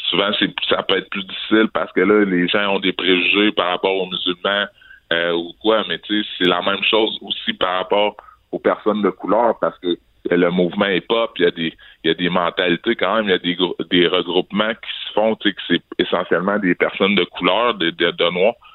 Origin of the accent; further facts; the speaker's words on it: Quebec City, Quebec, Canada; je suis québécois, je suis né ici à Québec, j'ai grandi à Québec.